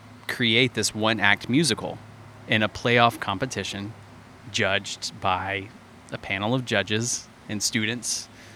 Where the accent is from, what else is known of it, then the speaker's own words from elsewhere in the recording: Alabama, United States; Yeah, so also from Alabama.